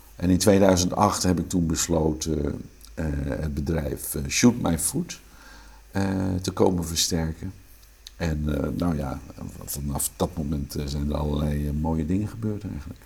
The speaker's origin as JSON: {"language": "Dutch", "town": "Haastrecht", "region": "South Holland", "country": "Netherlands", "tie": "born or raised there", "accent": "Amsterdam", "moved": "yes", "said": "Ik ben geboren in een dorpje in Zuid-Holland, dat heet Haastrecht. Eh, toen ik daar opgroeide, wonen daar 4.500 mensen"}